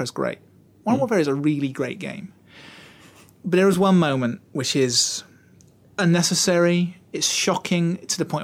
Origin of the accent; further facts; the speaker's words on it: Utah, United States; I'm from Utah though. You know, the war really hasn't touched us there. You know, middle